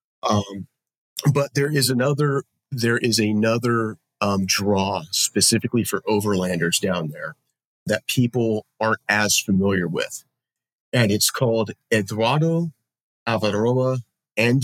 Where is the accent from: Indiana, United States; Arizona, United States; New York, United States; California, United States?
California, United States; Los Angeles; I am from Los Angeles, California